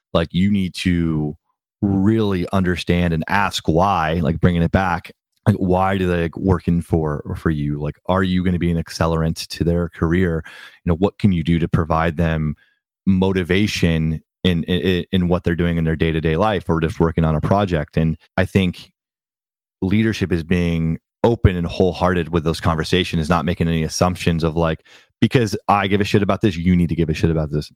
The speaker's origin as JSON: {"language": "English", "area": "Bay Area", "region": "California", "country": "United States", "tie": "born or raised there", "also_born_or_lived": "New York", "said": "I was raised in the Bay Area"}